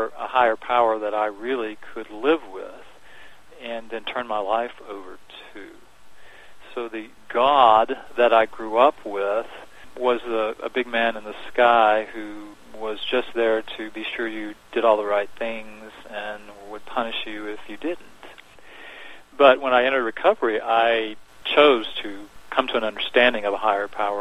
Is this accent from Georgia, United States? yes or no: yes; Augusta, Georgia, United States; moved away as an adult; now in Dallas, United States; I grew up in Georgia, just outside of a town called Augusta, Georgia